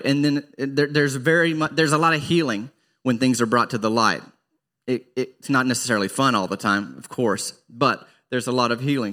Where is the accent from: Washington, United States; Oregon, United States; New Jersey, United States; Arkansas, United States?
Arkansas, United States; growing up in Arkansas